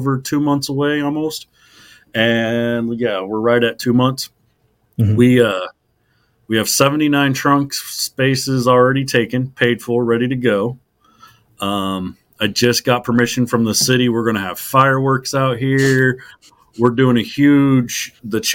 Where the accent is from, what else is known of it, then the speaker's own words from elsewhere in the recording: Enid, Oklahoma, United States; I grew up in Enid. I was 9 when I moved here